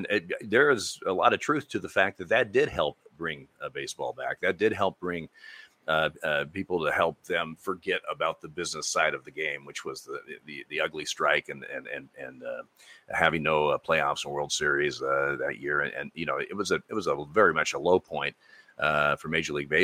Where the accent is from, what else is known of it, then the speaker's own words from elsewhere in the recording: Eugene, Oregon, United States; I started umpiring when I was 15, growing up in Eugene, Oregon